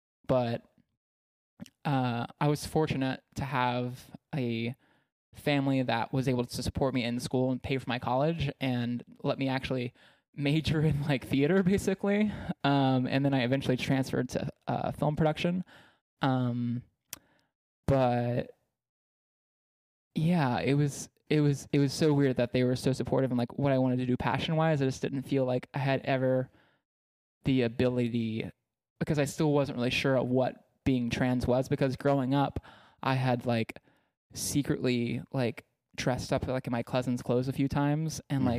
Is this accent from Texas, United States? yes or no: yes; Texas, United States; I was ashamed of it based on growing up in East Texas.